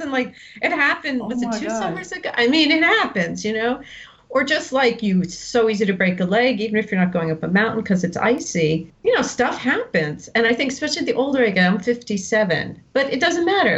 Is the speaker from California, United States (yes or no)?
no; Westfield, New Jersey, United States; moved away as an adult; also born or lived in New York City / Hoboken, New Jersey / Greece / upstate New York; I grew up in Westfield, New Jersey, little suburb about 45 minutes from New York